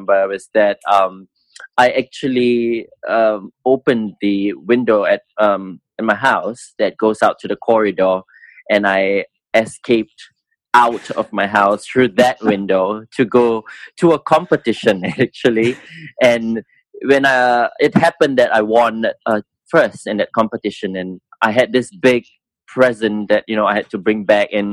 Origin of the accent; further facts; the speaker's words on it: Singapore; I came from Rosyth School, which is one of the top schools in Singapore